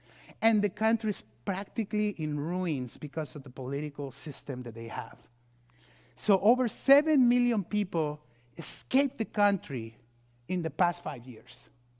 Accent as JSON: {"language": "English", "region": "California", "country": "United States", "said": "And you know, I come from California."}